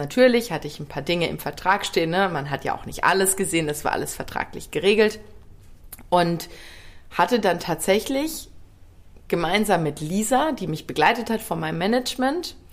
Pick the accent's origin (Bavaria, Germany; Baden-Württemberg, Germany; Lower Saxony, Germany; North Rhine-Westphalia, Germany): North Rhine-Westphalia, Germany; Ruhr area; also born or lived in Worms / Bergstraße; now in Cologne, Germany; ich komme ja aus dem Ruhrgebiet